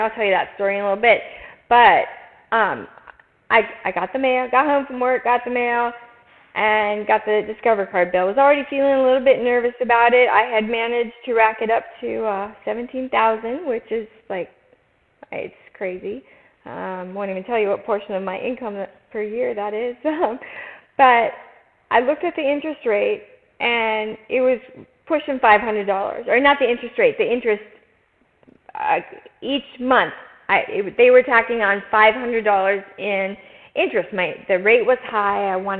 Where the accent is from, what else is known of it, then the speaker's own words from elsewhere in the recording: Minnesota, United States; moved away as an adult; now in Arizona, United States; So I've lived in Arizona about 20 years and came from Minnesota.